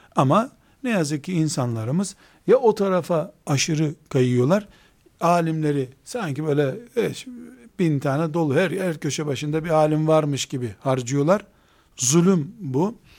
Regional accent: Trabzon, Turkey; Ben de Trabzonluyum

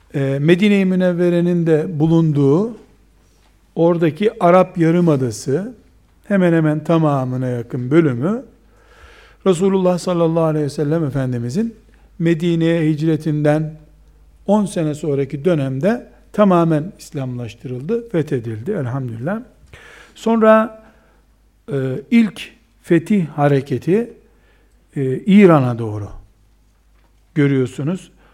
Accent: Trabzon, Turkey

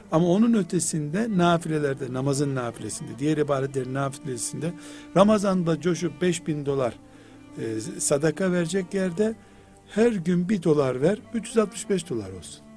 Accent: Black Sea Region, Turkey; now in Istanbul, Turkey; çok dağlık bir yer bizim Karadeniz

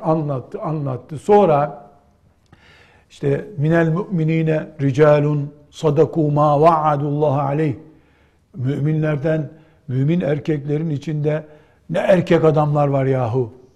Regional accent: Black Sea Region, Turkey; Bizim Karadeniz'de

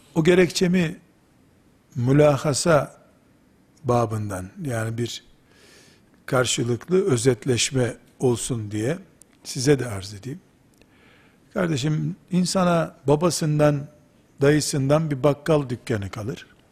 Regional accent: Black Sea Region, Turkey; Bizim Karadeniz deyimidir yarılık.

